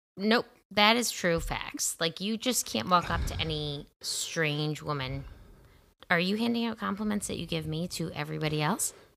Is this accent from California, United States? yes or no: no; Rochester, New York, United States; I'm from Rochester.